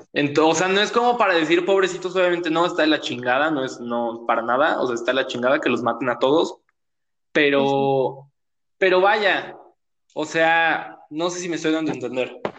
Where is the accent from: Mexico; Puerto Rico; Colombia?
Mexico; soy moreno y soy mexicano